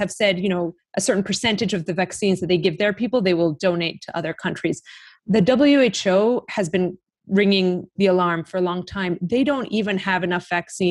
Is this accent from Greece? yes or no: yes; Greece; I'm from Greece.